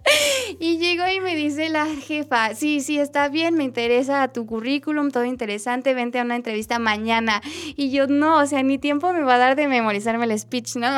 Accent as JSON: {"language": "Spanish", "country": "Mexico", "said": "nuestra realidad como mexicanos."}